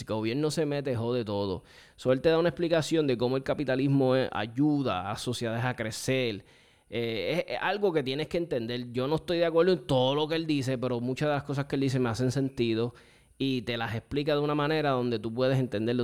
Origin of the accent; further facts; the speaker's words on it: Puerto Rico; como boricuas